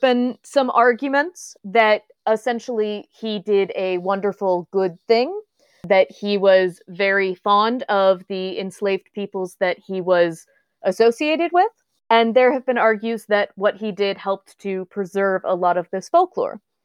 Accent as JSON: {"language": "English", "region": "the South", "country": "United States", "said": "I am from the South"}